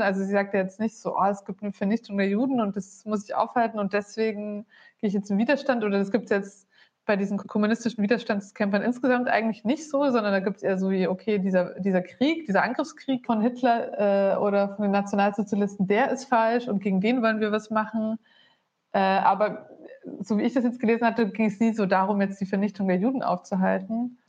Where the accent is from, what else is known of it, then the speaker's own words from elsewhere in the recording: Bavaria, Germany; moved away as an adult; also born or lived in Berlin; davor 20 Jahre in Bayern auf dem Dorf.